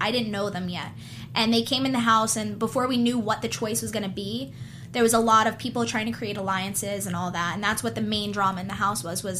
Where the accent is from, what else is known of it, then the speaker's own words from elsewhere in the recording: New Jersey, United States; I grew up in Jersey, so I spent a lot of time in New York City, like working, like when I was modeling.